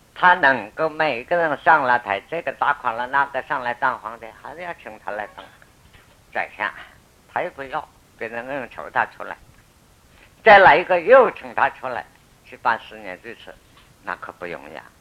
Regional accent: China; 我们中国人讲

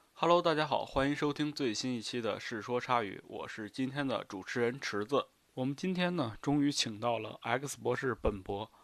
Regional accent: Northeast China, China; 我们东北那边儿那个老楼也是那种

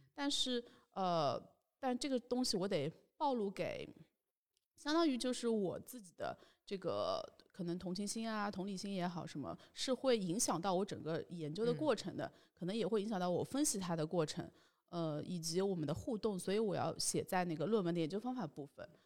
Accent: Shanghai, China; 因为我自己是出生在上海

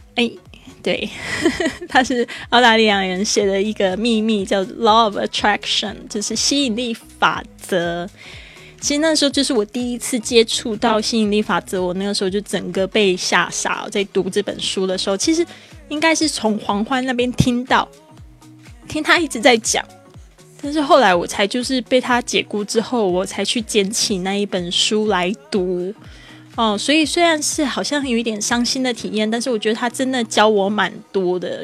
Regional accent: Taiwan; moved away as an adult; also born or lived in Shanghai; 我在台湾出生长大的

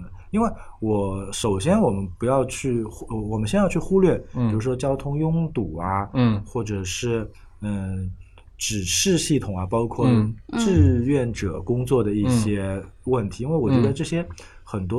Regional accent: Shanghai, China; 我有可能作为一个上海人

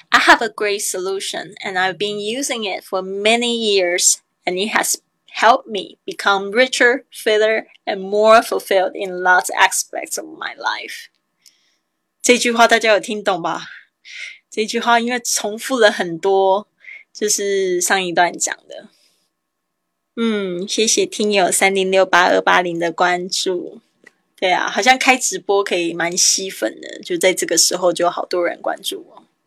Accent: Taiwan; 我是台妹啊，台湾来的

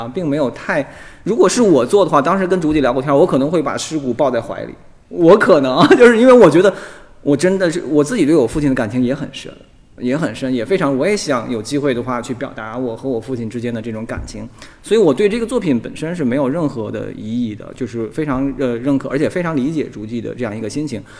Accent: China; 如果有一天我们中国人或者中国的艺术家可以大大方方的谈性

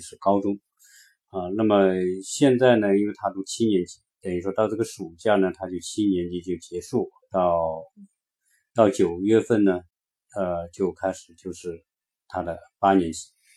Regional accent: China; moved away as an adult; now in United States; 我们中国人

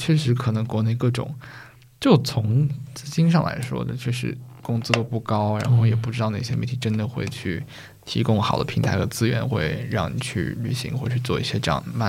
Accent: Taizhou, Zhejiang, China; 如果大家没有听过我家乡是哪儿，我来自浙江台州嘛

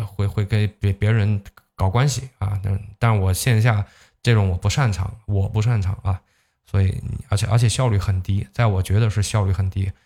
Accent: Zhejiang, China; 你像我们浙江这边就经常这么说，开店容易守店难

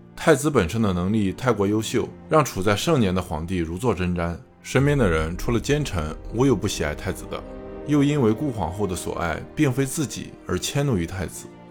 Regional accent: China; 我们中国人

